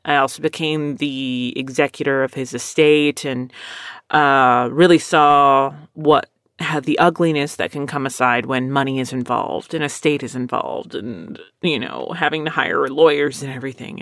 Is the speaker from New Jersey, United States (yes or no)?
no; Texas, United States; also born or lived in Philadelphia, Pennsylvania; I lived here most of my life